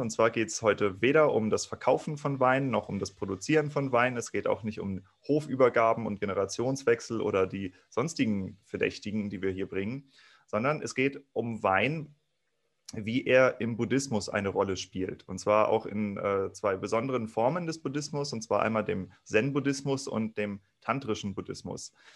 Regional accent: Kiel, Schleswig-Holstein, Germany; moved away; auch ich komme aus Kiel ursprünglich

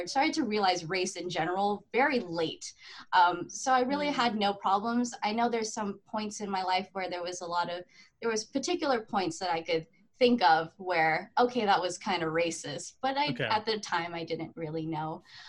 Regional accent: Montreal, Quebec, Canada; also born or lived in Philippines / Australia; I come to Canada, right? I get my Canadian citizenship, and I was raised in the West Island, which is very predominantly white English Canadians.

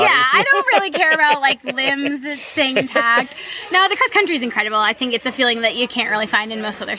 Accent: Spokane, Washington, United States; now in Maryland, United States; Yeah, I'm from Spokane, Washington, Eastern Washington.

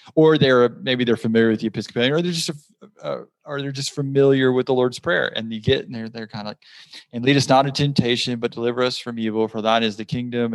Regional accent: South Georgia, United States; growing up in South Georgia

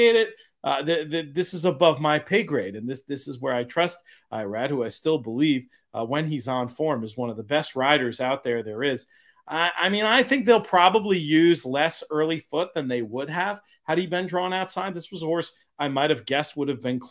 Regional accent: New York, United States; as a New Yorker

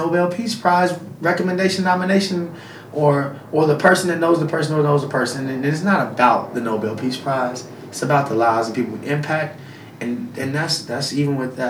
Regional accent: Huntsville, Alabama, United States; I'm from Alabama. I'm from Huntsville, Alabama

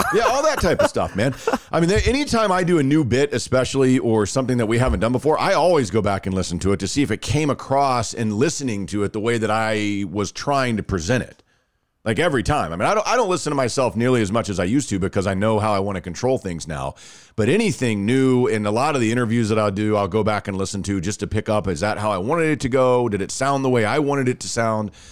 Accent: Rockwall, Texas, United States; I grew up just outside of Dallas.

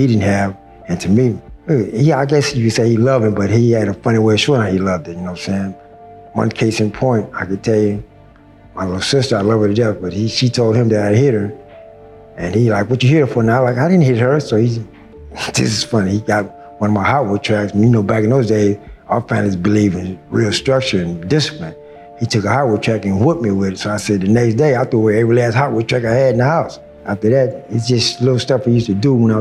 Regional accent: Long Beach, California, United States; also born or lived in Los Angeles, California / Pensacola, Florida; I'm from Long Beach, California, by way of Los Angeles County

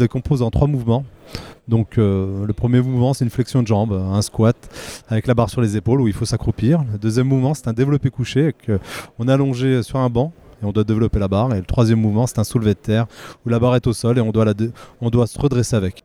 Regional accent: Remiremont, Grand Est, France; je suis né en, 1984 à Remiremont dans les Vosges

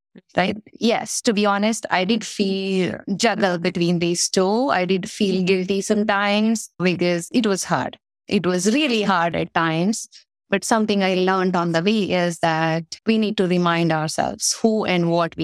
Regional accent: India; moved away; I was born in India in a small town in a very traditional Orthodox Indian family. My mom is a homemaker and no background of working women in the family as such as when I was growing up

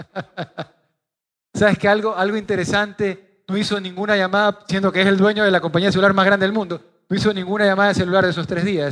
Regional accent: Guayaquil, Guayas, Ecuador; Soy de Guayaquil, 42 años de cepa y voy vivir toda mi vida aquí en Guayaquil

